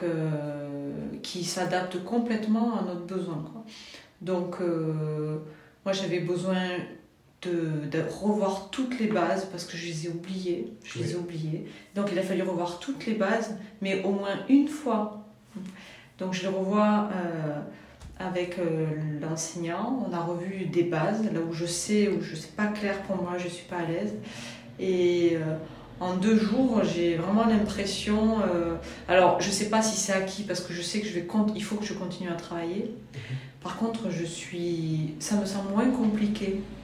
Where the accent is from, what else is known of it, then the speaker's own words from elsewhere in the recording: Toulouse, Occitania, France; je viens de Toulouse